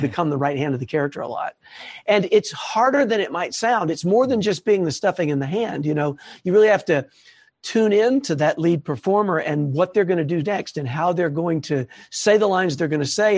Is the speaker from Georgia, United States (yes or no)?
yes; Atlanta, Georgia, United States; I'm from Atlanta